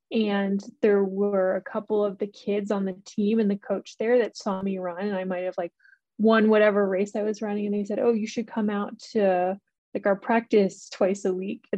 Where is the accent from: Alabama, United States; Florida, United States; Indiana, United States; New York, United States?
New York, United States; Hamilton; moved away as an adult; also born or lived in Buffalo, New York; now in Boulder, United States; I grew up in upstate New York, was born in Buffalo, and then grew up in a little town called Hamilton.